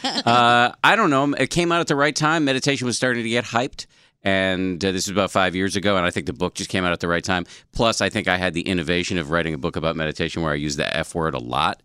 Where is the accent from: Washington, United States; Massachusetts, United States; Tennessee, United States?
Massachusetts, United States; born or raised there